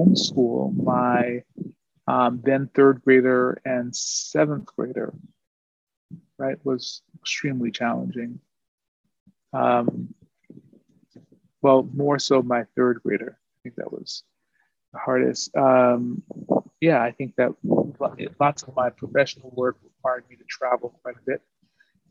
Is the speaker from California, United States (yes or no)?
no; New York City, New York, United States; now in Oakland, United States; I am from Brooklyn, New York